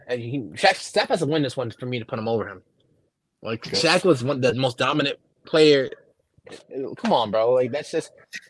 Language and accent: English; New York, United States; I want the Knicks to win as a New Yorker.